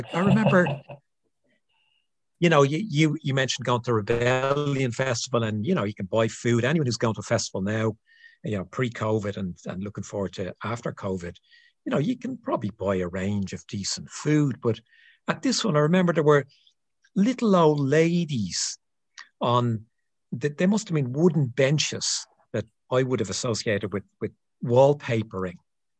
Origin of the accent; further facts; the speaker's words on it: Ireland; as an Irish guy